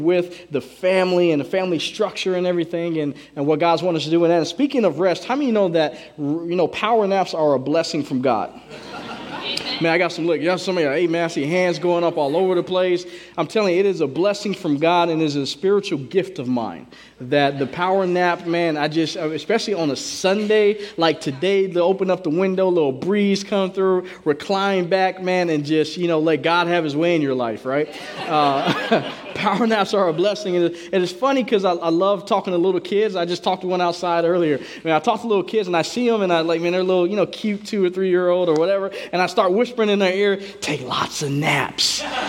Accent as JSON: {"language": "English", "region": "Southern United States", "country": "United States", "lives_now": "Washington State, United States", "said": "You know, we're from the South, man. And I didn't have road rage until I moved up here."}